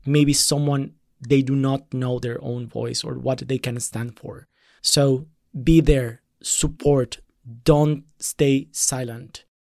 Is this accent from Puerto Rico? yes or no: no; Colombia; moved away as an adult; now in Berlin, Germany; as a person of color coming from Latin America, I'm coming from Colombia